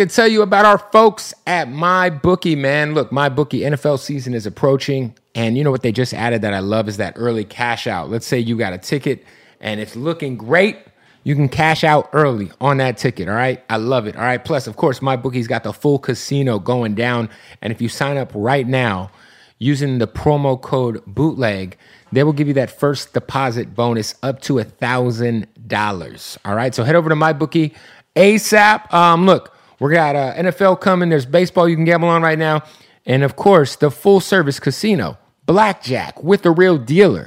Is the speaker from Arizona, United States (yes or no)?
yes; Phoenix, Arizona, United States; I'm from Phoenix.